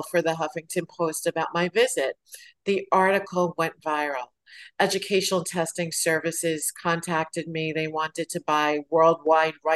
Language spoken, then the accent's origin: English; New York City, New York, United States; growing up in Brooklyn